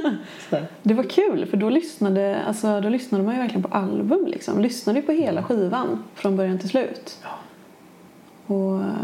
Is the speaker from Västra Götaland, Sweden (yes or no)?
yes; Kungälv, Västra Götaland, Sweden; also born or lived in Gothenburg; annars är jag uppvuxen i Kungälv.